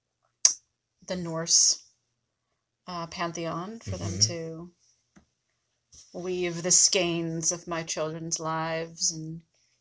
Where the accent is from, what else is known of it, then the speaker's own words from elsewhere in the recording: Long Island, New York, United States; moved away as an adult; I was born on Long Island, New York. And I lived there till I was, I don't know, minus 8 years ago. So for most of my life.